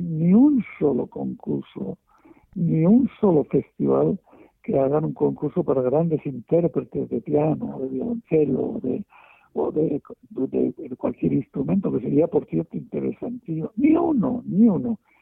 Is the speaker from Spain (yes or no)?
yes; Spain; en mi país, en España